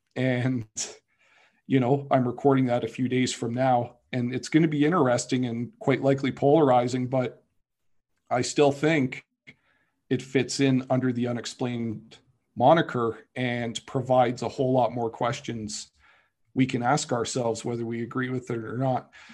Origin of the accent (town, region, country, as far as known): Canada